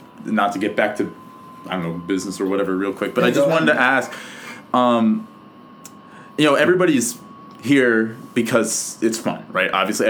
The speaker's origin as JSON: {"language": "English", "town": "Toronto", "region": "Ontario", "country": "Canada", "said": "I'm from Toronto."}